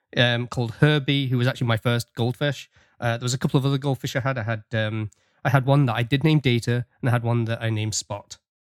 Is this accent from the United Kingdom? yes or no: yes; England, United Kingdom; now in Canada; the fun that we had growing up with Star Trek in England